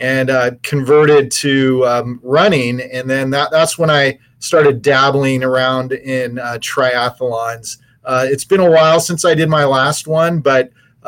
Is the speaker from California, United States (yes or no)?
yes; California, United States; moved away as an adult; also born or lived in Kansas City / Midwest; I'm native to California. I've been back east in the Middle West for quite some time